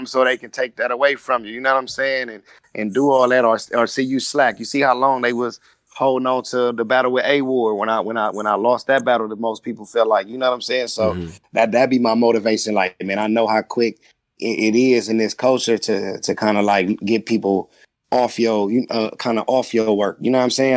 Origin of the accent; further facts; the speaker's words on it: Compton, California, United States; I'm from Compton